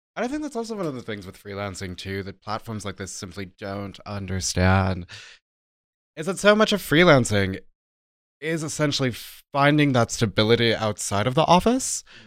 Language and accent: English; United States; moved away as an adult; now in Germany; as an American citizen, when I moved to Germany, my visa only allowed freelance work